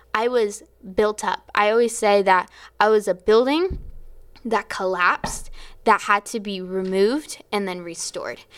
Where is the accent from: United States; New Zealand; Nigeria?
United States; Florida; I was from Florida